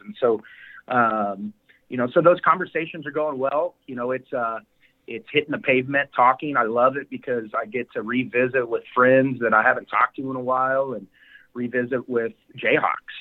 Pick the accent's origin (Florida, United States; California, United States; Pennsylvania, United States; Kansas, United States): Kansas, United States; Wichita; We're both from Wichita